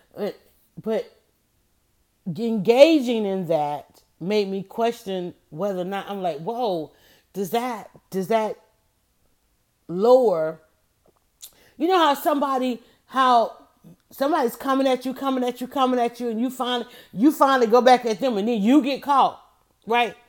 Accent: Atlanta, Georgia, United States; I grew up on Wichita Drive

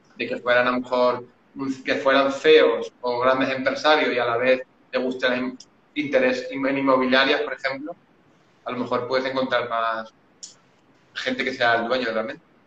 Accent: Valencia, Valencian Community, Spain; tengo 37 años, soy de Valencia

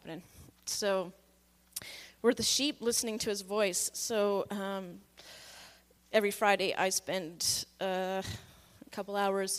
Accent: Victoria, British Columbia, Canada; I grew up in Victoria, mostly

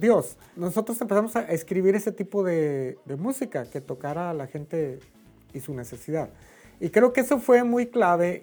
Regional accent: Torreón, Coahuila, Mexico; moved away as an adult; also born or lived in Durango, Mexico; now in Dallas, United States; soy originario de Torreón, Coahuila, México

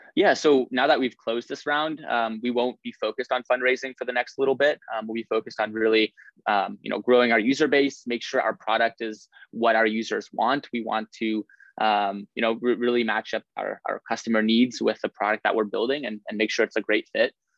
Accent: Lincoln, Nebraska, United States; moved away as an adult; now in Stanford, United States; I'm from Lincoln, Nebraska. Uh, that's where I, I, grew up and went to high school

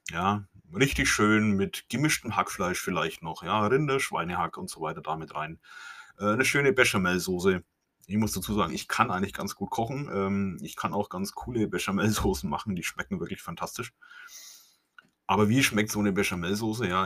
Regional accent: Bavaria, Germany; accent: Franconian; Ich komme aus Franken, wie es auch in meinem Dialekt wahrscheinlich nicht ähm, zu überhören ist oder wie es nicht zu meiden ist.

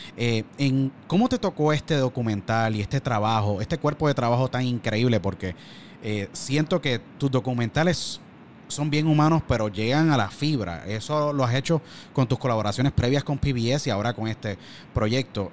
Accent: Puerto Rico; now in Pennsylvania, United States; Yo nací y me crié en Puerto Rico y por circunstancias de nuestro país tuve que emigrar

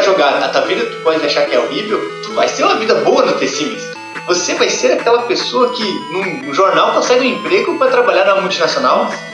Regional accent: Gaúchos, Rio Grande do Sul, Brazil; eu vou falar muito tu, nós somos gaúchos

